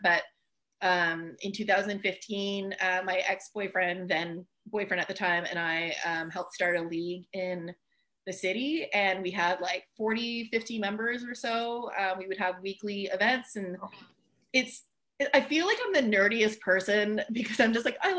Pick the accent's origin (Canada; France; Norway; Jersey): France; first language French; English is a second language; Like I'm French originally, so my first language is French. But I don't have much of an accent, and it's mainly because I just watched so much TV as a kid.